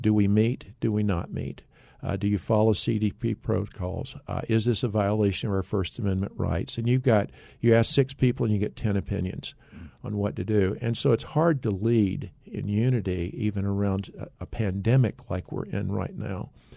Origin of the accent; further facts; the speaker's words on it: North Carolina, United States; moved away as an adult; also born or lived in Tennessee / Dallas, Texas; now in Arizona, United States; I grew up in North Carolina. I'm thankful that, uh, to be a Tar Heel, I still am, even though I live in Arizona.